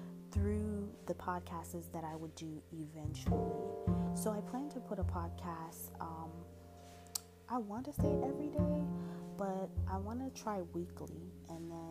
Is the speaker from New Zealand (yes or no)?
no; Florida, United States; also born or lived in New Jersey; I was born in New Jersey. I ended up moving here moving to Florida when I was 9 years old. And then from there, I've just been pretty much a Floridian.